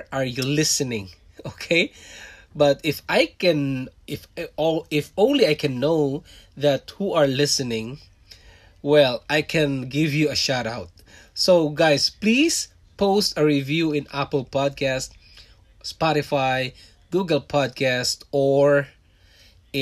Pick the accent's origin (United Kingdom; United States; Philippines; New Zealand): Philippines; moved away as an adult; also born or lived in Singapore; now in Canada; I was born in Philippines. I'm a Filipino and I worked in Singapore for 5 years, leaving my family behind in Philippines.